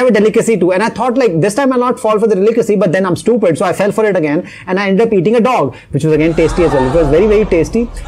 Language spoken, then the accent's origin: English; India; as I'm Indian